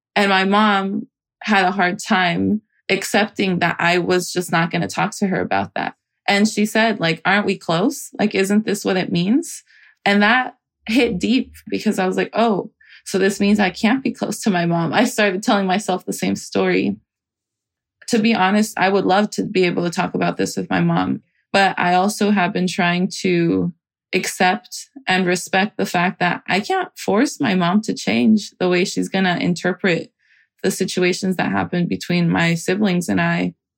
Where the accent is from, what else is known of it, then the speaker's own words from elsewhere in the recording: Salinas, California, United States; moved away as an adult; now in San Francisco, United States; I grew up in Salinas, California, and I'm currently based in San Francisco